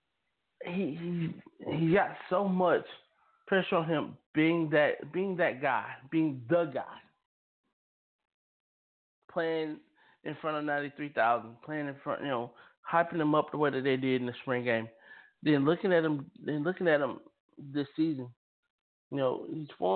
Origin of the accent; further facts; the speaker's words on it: Georgia, United States; also born or lived in Illinois; I am a Georgia man. I was born in Illinois, lived here in Georgia my whole life.